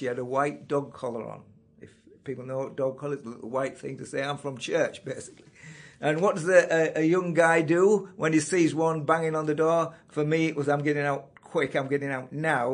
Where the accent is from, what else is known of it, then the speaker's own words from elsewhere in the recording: Yorkshire and the Humber, United Kingdom; now in Carnforth, United Kingdom; born in the biggest and the best county in England, and that's Yorkshire